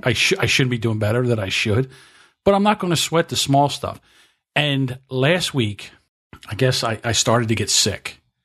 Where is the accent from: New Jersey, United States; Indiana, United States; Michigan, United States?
New Jersey, United States; I'm from South Jersey, so we say water